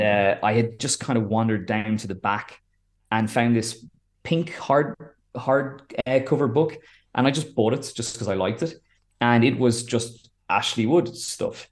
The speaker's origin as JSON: {"language": "English", "area": "Wicklow", "region": "Leinster", "country": "Ireland", "tie": "born or raised there", "said": "growing up in a, in the, in a town in Wicklow"}